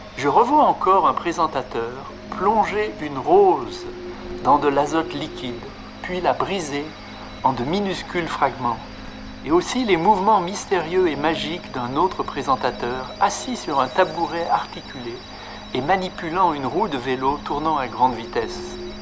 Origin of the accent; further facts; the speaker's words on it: Lyon, Auvergne-Rhône-Alpes, France; J'ai grandi à Lyon et je suis venu à Paris pour la première fois à l'âge de 13 ans